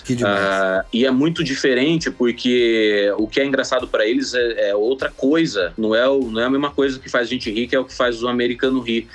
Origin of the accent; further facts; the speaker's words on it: Sinop, Mato Grosso, Brazil; also born or lived in Cuiabá; Eu nasci em Cuiabá, no, no Mato Grosso, na capital do Mato Grosso, mas eu cresci em Sinop, que é uma cidade a 500 quilômetros pro interior do Mato Grosso